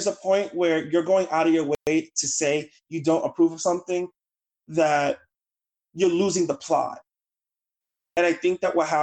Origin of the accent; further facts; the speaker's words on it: New York City, New York, United States; moved away; I'm from the South Bronx. I'm from Claremont Village in Morrisania. I lived on Washington Avenue by Webster Avenue in the Bronx, and I lived with my grandparents growing up